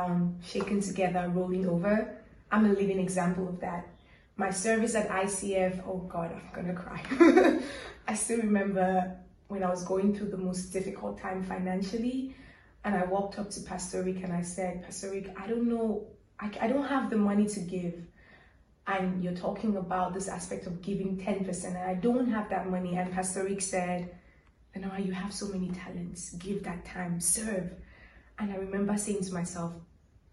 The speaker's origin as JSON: {"language": "English", "country": "Cameroon", "moved": "yes", "lives_now": "Rome, Italy", "said": "I'm from Cameroon"}